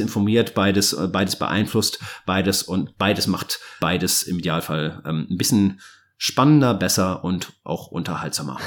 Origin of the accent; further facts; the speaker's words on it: Cologne, North Rhine-Westphalia, Germany; als Kölner in Köln wohnt, in der Südstadt